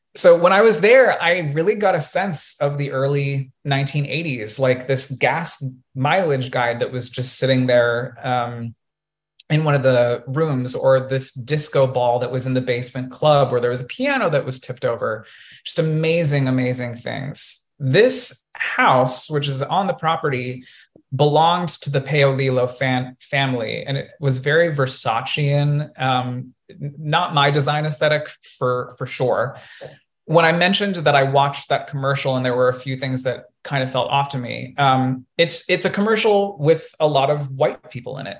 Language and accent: English; Colorado, United States; growing up in Colorado, we had a water park in my hometown